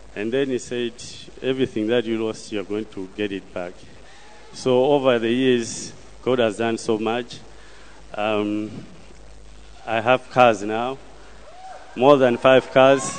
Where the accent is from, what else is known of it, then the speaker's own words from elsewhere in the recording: Malawi; I come from Malawi